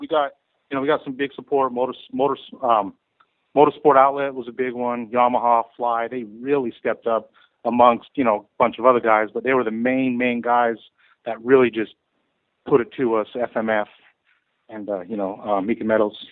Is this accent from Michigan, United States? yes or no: no; Arizona, United States; moved away as an adult; now in California, United States; I'm from Arizona originally